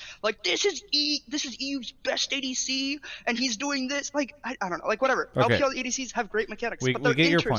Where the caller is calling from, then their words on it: California, United States; Still in Bay Area, but I move in like 24 hours, so I'm excited for that.